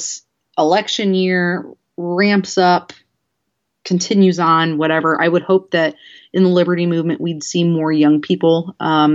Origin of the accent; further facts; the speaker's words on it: Elkhart, Indiana, United States; I'm from Elkhart, which is right next to South Bend